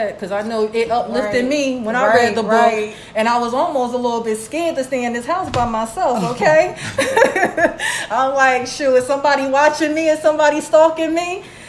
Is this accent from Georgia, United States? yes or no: yes; Georgia, United States; You know, because like we grew up in Georgia King, you know, like, and it's like, we seen it all.